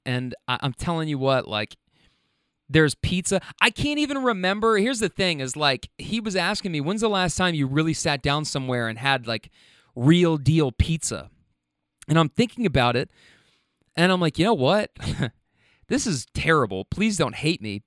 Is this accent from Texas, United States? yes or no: no; Kentucky, United States; I'm from Kentucky.